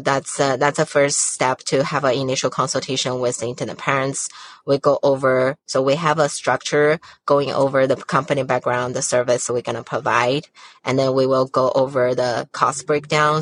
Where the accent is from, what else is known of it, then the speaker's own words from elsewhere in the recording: China; now in United States; I was born and raised in China